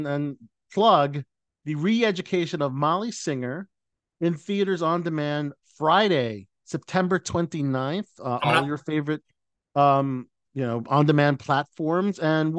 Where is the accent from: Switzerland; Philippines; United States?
Philippines; I'm a Filipino actor, and I think maybe the next project would be a Filipino based comedy.